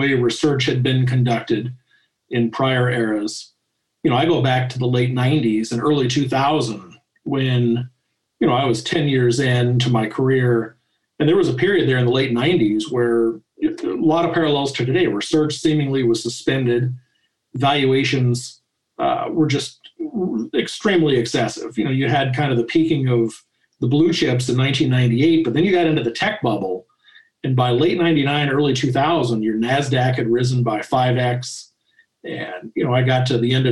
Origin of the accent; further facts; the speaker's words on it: Denver, Colorado, United States; also born or lived in Kansas City; I was born in 1968 in Kansas City. I really grew up in Denver